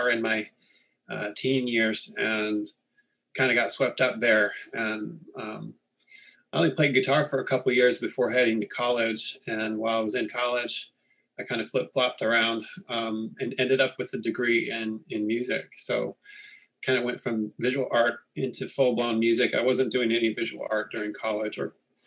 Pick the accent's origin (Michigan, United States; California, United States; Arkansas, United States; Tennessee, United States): California, United States; Northern; I grew up in Northern California